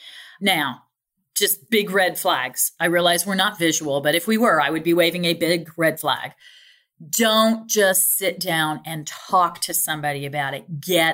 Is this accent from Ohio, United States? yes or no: yes; Ohio, United States; I mean, I'm from Ohio, so I know what Toledo looks like.